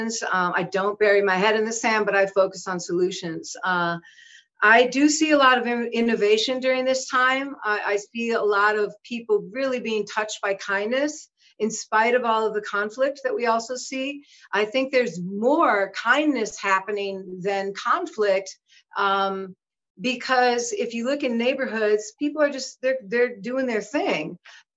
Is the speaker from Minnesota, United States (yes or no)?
yes; Minneapolis, Minnesota, United States; I was born and raised in Minneapolis, but I also lived in the woods